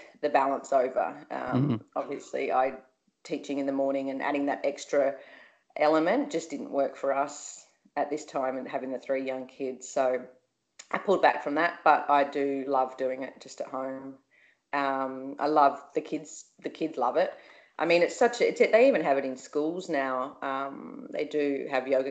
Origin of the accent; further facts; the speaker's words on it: Byron Bay, New South Wales, Australia; grew up in Byron Bay